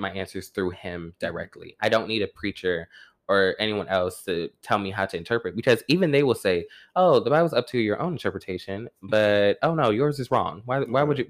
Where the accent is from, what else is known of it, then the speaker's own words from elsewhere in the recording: Warner Robins, Georgia, United States; moved away; growing up in Warner Robins, Georgia, bitch, you a Baptist second you come out the womb.